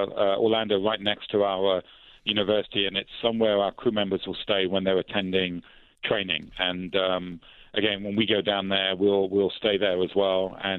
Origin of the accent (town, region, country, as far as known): London, United Kingdom